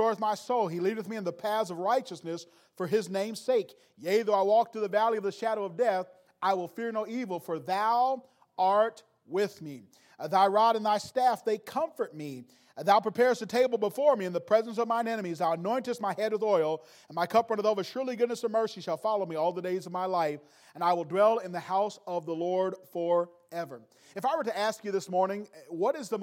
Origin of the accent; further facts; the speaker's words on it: Gary, Indiana, United States; I was born in Gary, Indiana, and they drove buses over to Gary and picked us up